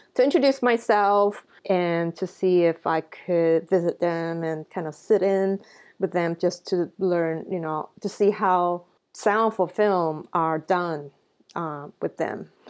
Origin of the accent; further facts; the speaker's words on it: Singapore; growing up in Singapore